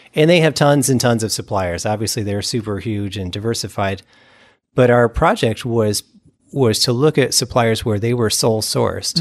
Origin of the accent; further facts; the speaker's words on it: Ohio, United States; also born or lived in California; now in West Michigan, United States; I'm from Ohio